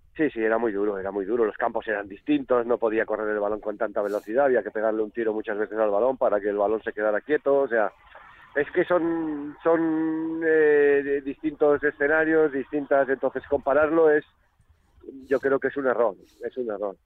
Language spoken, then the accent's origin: Spanish; Catalonia, Spain; now in Logroño, Spain; yo soy catalán, poca gente lo sabe. Yo me he educado futbolísticamente en Cataluña